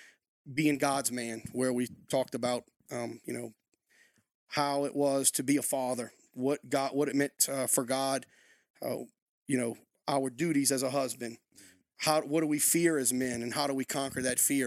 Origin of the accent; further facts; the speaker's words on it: Louisiana, United States; accent: Louisiana; moved away as an adult; also born or lived in Lafayette, Louisiana; now in New Castle, United States; Born and raised in Louisiana, raised on a small island, actually